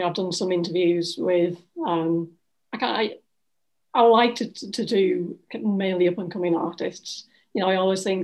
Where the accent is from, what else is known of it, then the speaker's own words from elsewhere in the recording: Ossett, Yorkshire and the Humber, United Kingdom; now in Leeds, United Kingdom; I'm originally from Ossett, which is a small town in West Yorkshire, and I've moved all of, 20 miles to Leeds